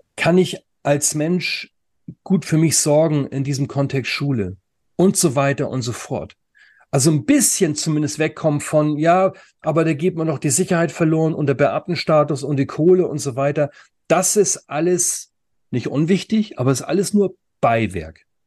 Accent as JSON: {"language": "German", "country": "Germany", "said": "Bei uns in Deutschland"}